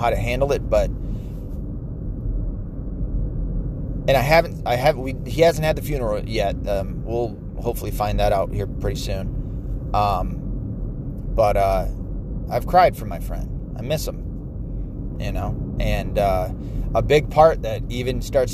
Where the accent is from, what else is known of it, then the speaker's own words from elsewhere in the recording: Ann Arbor, Michigan, United States; I was raised around Ann Arbor, half raised